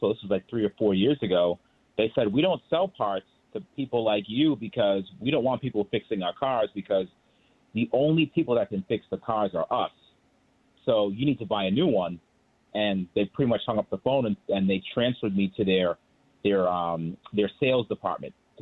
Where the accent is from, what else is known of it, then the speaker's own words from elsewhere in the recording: Boston, Massachusetts, United States; I grew up in Boston